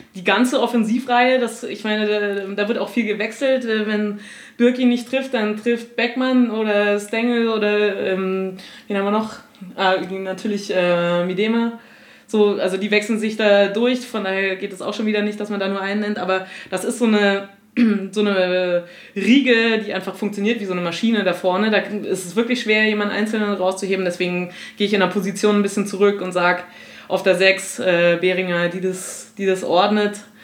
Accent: Potsdam, Brandenburg, Germany; ich bin eine gebürtige Potsdamerin

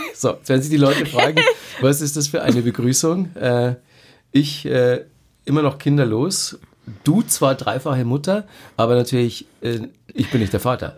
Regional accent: Bavaria, Germany; wir sind ja beide in Bayern aufgewachsen

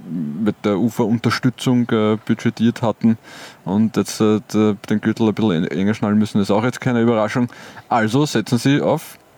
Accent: Colombia; German is a second language; vielleicht hat, hatten wir als Kolumbianer hatten wir wahrscheinlich gar nicht so viel lange Hosen.

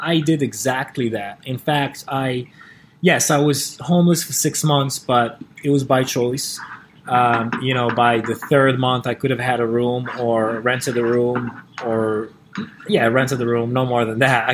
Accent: Morocco; moved away as an adult; now in California, United States; Growing up in Morocco

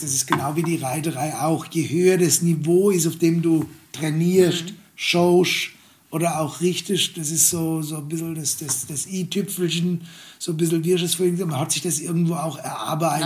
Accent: Germany; bei uns in Deutschland

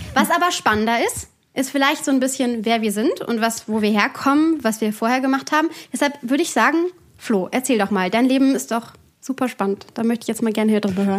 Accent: Bergisches Land, near Cologne, North Rhine-Westphalia, Germany; moved away as an adult; now in Bavaria, Germany; ursprünglich aus NRW. Also aus, ich würde jetzt sagen, Köln, das stimmt nicht ganz. Es ist ein Ort, der ähm, neben Köln ist, also ein kleinerer Ort im Bergischen Land. Da bin ich aufgewachsen

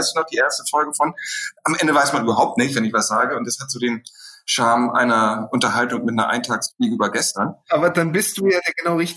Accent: Bochum, North Rhine-Westphalia, Germany; Wir hatten in Bochum bei uns, ich komme aus dem Ruhrpott, ein Kino, das äh, UCI-Kino.

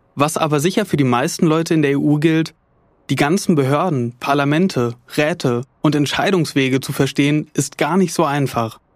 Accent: Germany; ich als Deutscher losgezogen bin

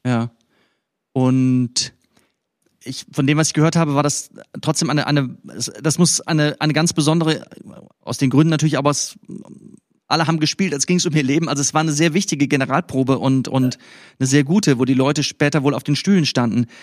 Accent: West Germany, Germany; ich hier als Wessi

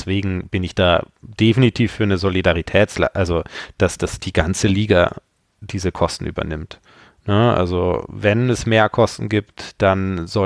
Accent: Regensburg, Bavaria, Germany; also ich komme ja ursprünglich aus Regensburg und da war Sandhausen immer ein Problem.

